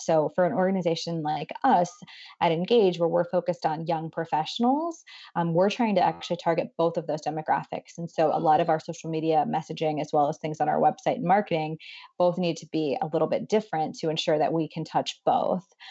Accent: Boardman, Ohio, United States; moved away as an adult; now in Cleveland, United States; I am originally from Ohio, um, from Boardman. Um, it's the largest kind of town nearby would be Youngstown, Ohio

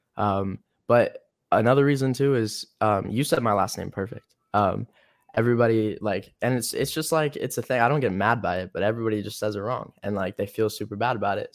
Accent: North Carolina, United States; now in Los Angeles, United States; I'm from North Carolina

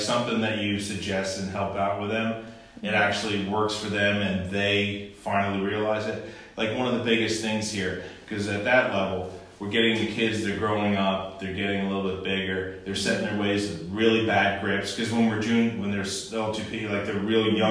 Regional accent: New Jersey, United States; moved away as an adult; also born or lived in Florida; I was brought up in New Jersey

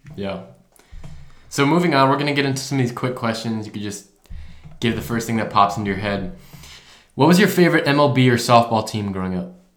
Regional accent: Ohio, United States; moved away as an adult; we're both from Ohio. I go to South Carolina though

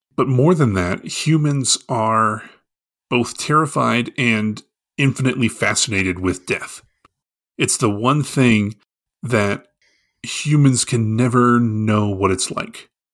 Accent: Arlington, United States; growing up in Arlington, we have a very large Indian population

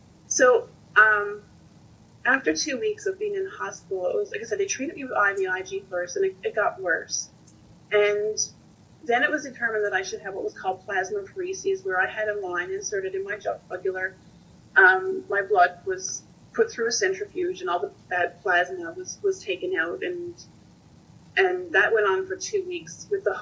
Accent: Newfoundland and Labrador, Canada; moved away as an adult; also born or lived in Ontario; now in Nova Scotia, Canada; So I am a Newfoundlander, but I was living in Ontario. And just after I moved back home to Newfoundland

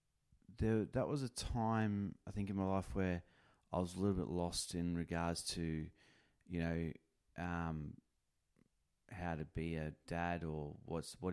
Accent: North Queensland, Australia; moved away as an adult; also born or lived in New Zealand; now in Pilbara, Australia; I'm a Kiwi, raised in North Queensland, where I met her, and then have spent majority of my adult life in Western Australia, the Pilbara

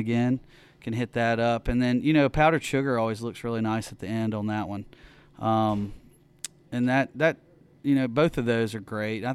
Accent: Oxford, Mississippi, United States; also born or lived in New Orleans; I'm from Oxford, so I grew up again with Bud Light, Coors Light

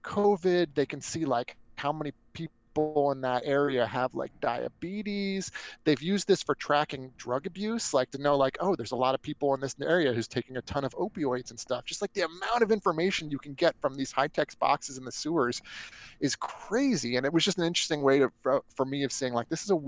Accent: Northern Virginia, United States; born or raised there

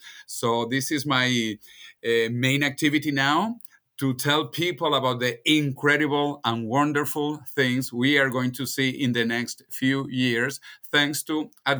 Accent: Venezuela; And I am originally from Venezuela, even though my parents left Spain when Spain was a dictatorship and poor, and moved to Venezuela when Venezuela was rich and a democracy.

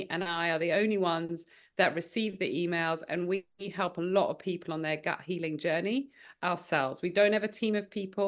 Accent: South Africa; now in United Kingdom; I grew up in South Africa, and I definitely had a healthier upbringing in South Africa

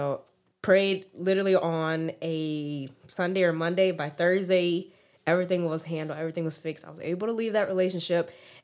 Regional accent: Texas, United States; also born or lived in Memphis, Tennessee; been here since I was 3, so born and raised here in Texas.

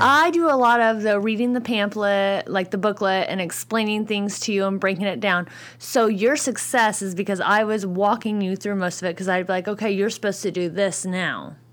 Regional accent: Bloomington, Indiana, United States; I am from Bloomington, Indiana

